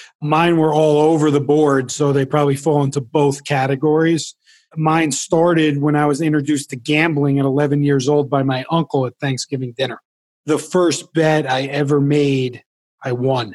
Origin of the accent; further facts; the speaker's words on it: New Jersey, United States; I grew up in New Jersey